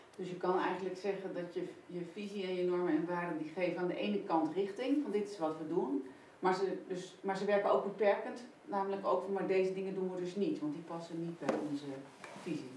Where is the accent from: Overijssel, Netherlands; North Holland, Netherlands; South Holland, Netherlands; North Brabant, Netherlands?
North Holland, Netherlands; Amsterdam; ik kom uit Amsterdam